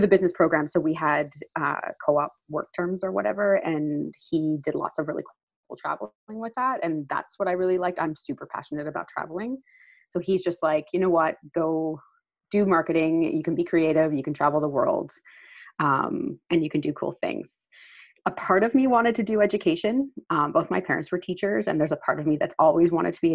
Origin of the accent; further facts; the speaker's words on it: Newfoundland and Labrador, Canada; moved away as an adult; now in Vancouver, Canada; I grew up on an island just off the coast of Canada, for those familiar with Canada, I'm from Newfoundland